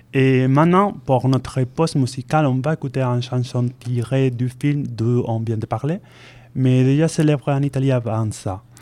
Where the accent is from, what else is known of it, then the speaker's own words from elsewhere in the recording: Spain; French is a second language; moved away as an adult; now in Bordeaux, France; je viens de l'Espagne